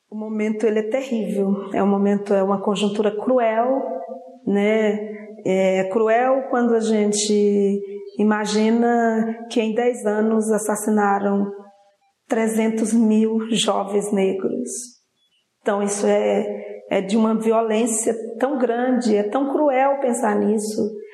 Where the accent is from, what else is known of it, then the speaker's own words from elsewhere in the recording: São Vicente Island, Tocantins, Brazil; a ilha de São Vicente é meu território, eu quero a minha terra porque ela é minha por direito, é a minha herança